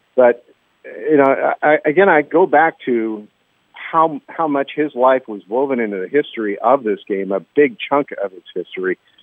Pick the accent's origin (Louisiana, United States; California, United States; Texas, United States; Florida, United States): California, United States; Southern; as a child growing up in Southern California